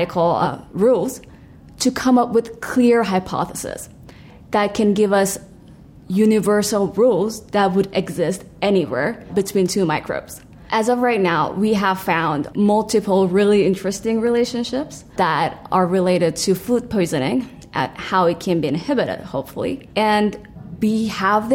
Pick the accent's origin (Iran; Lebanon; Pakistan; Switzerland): Iran; moved away as an adult; I immigrated from Iran 5 years ago.